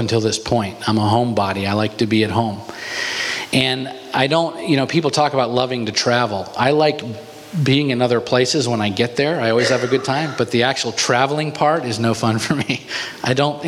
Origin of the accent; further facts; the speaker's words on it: United States; also born or lived in Alaska; I'm American